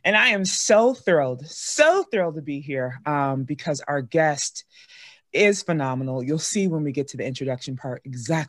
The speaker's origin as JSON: {"language": "English", "region": "Iowa", "country": "United States", "said": "I'm from Iowa"}